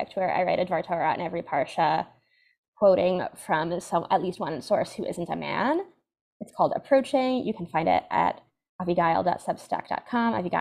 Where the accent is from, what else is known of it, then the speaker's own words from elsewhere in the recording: West Hartford, Connecticut, United States; also born or lived in Washington Heights, New York; now in New York City, United States; I grew up in the modern Orthodox community in West Hartford, Connecticut